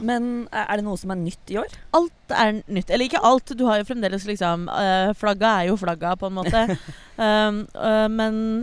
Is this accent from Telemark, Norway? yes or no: no; Oslo, Norway; ellers så er jeg fra Oslo